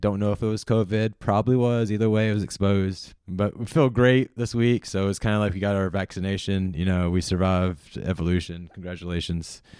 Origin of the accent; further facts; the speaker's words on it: Charlotte, North Carolina, United States; growing up in Charlotte, North Carolina